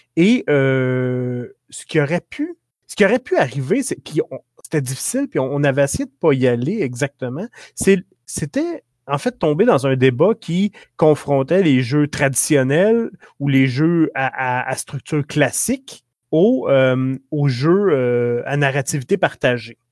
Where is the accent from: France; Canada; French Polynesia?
Canada; Quebec; accent: Québécois; notre accent québécois